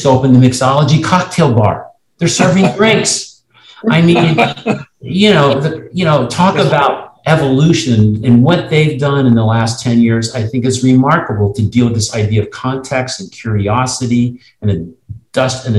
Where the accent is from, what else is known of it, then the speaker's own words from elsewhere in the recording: Cincinnati, Ohio, United States; my hometown in Cincinnati